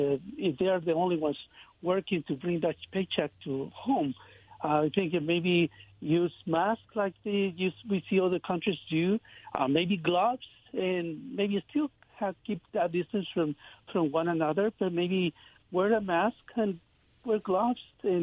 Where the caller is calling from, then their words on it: Kennewick, Washington, United States; calling from Kennewick.